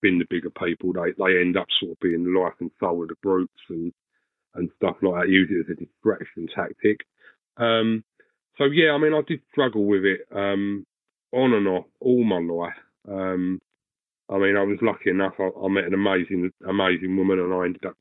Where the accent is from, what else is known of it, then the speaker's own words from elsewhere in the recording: Essex, East of England, United Kingdom; now in Swanley, United Kingdom; I'm currently living in Swanley, Kent. I'm originally from Essex